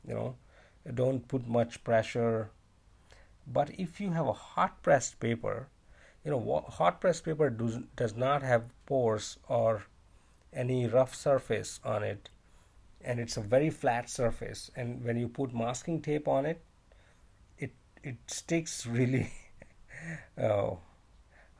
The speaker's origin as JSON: {"language": "English", "country": "India", "moved": "as an adult", "lives_now": "China", "said": "I'm actually from India, but I'm currently living in China because of my job."}